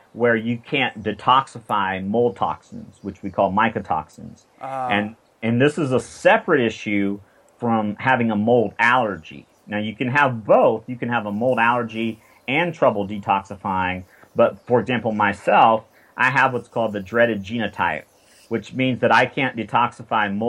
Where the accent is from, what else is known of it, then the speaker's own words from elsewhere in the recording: South Carolina, United States; I'm from South Carolina